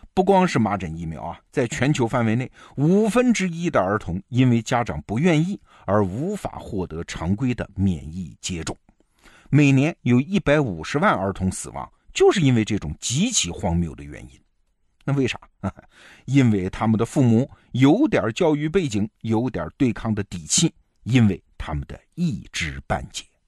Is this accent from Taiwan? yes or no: no; China; 我们中国人